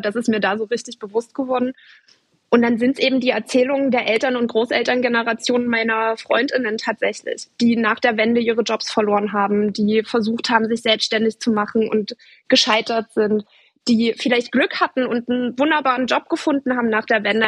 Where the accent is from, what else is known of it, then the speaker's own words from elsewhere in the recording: Dresden, Saxony, Germany; aus Dresden